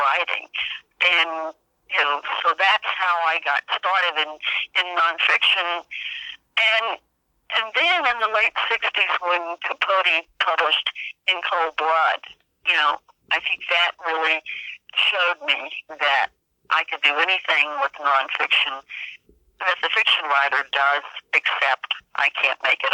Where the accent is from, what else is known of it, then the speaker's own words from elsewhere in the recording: the South, United States; I grew up in the South